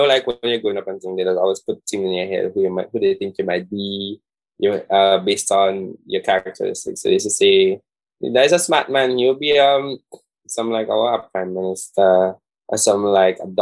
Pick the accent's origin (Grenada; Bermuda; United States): Grenada; Saint David; I'm from St. David's.